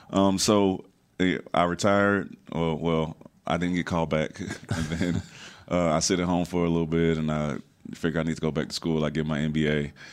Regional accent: Houston, Texas, United States; I'm from Houston.

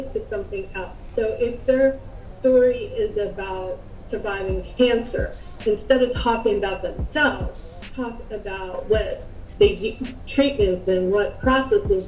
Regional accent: Upper Darby, Pennsylvania, United States; I grew up in Upper Darby, Pennsylvania

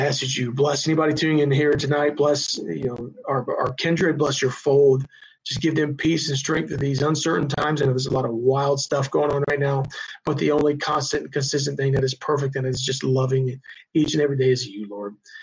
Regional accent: High Point, North Carolina, United States; I grew up in High Point, North Carolina

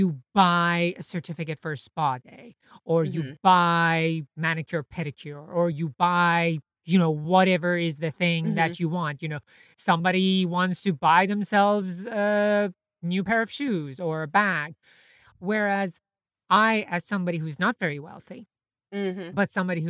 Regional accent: Iran; now in New York, United States; I grew up in Iran during the 80s

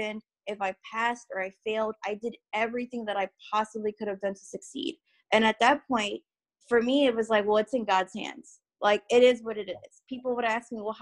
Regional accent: Chicago, Illinois, United States; I'm from Chicago, Illinois. So inner city, northwest side.

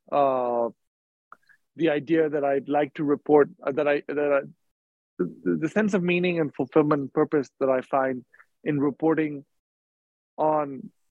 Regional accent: India; also born or lived in Dubai, United Arab Emirates; I grew up in India and in Dubai, where my parents were working. I went to boarding school in India.

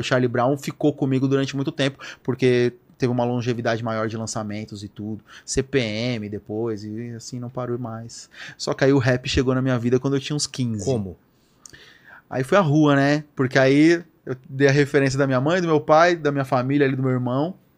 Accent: São Paulo, Brazil; na primeira casa onde eu morei, lá onde? no Lausanne, zona norte de São Paulo

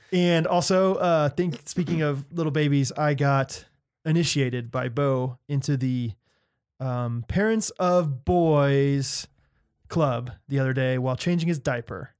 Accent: Strafford, Missouri, United States; I'm from Stratford, Missouri

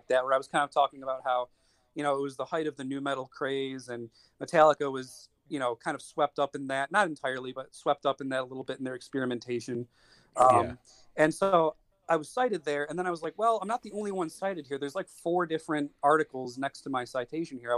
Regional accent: Buffalo, New York, United States; moved away as an adult; now in Wilmington, United States; I'm originally from the Buffalo, New York area, and I moved down to the area I live in, which is Wilmington, Delaware

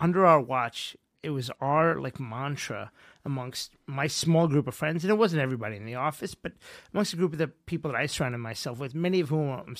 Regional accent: Bayside, New York, United States; Bayside was a tough place for you know, someone of my complexion. You know, it wasn't easy growing up.

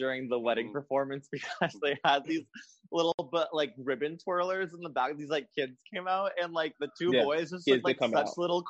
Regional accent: Los Angeles, California, United States; also born or lived in San Francisco, California / West Hollywood, California; I grew up in Los Angeles, I went to San Francisco for college. I now live in West Hollywood.

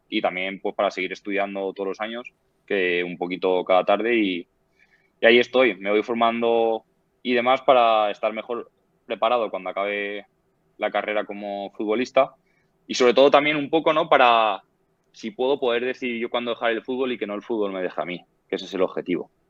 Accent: Valencia, Valencian Community, Spain; moved away as an adult; now in Sweden; yo soy valenciano y valencianista

